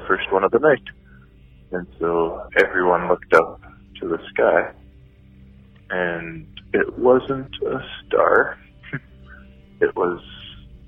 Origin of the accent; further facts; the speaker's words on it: Winnipeg, Manitoba, Canada; I'm from Winnipeg, Manitoba, Canada.